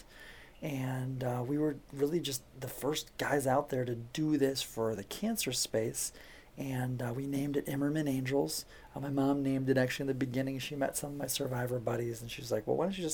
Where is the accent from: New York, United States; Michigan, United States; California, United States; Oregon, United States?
Michigan, United States; Detroit; I'm from Detroit area